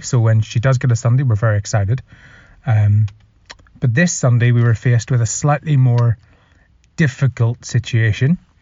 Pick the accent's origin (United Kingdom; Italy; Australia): United Kingdom; Northern Ireland; now in England; I am from Northern Ireland, and I currently live in England.